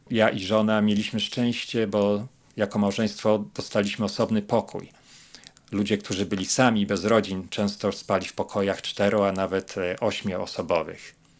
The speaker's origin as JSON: {"language": "Polish", "town": "Łódź", "region": "Łódź Voivodeship", "country": "Poland", "moved": "as an adult", "lives_now": "United States", "said": "Pochodzimy z Łodzi"}